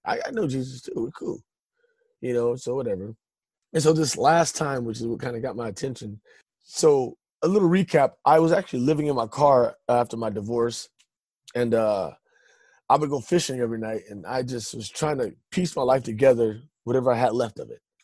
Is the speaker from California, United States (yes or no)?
yes; Stockton, California, United States; I uh, was born and raised in Stockton, California.